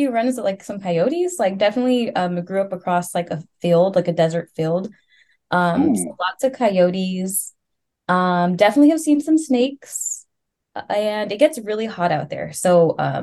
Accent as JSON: {"language": "English", "town": "Palmdale", "region": "California", "country": "United States", "tie": "born or raised there", "moved": "yes", "lives_now": "Los Angeles, United States", "said": "I am from the great city of Palmdale"}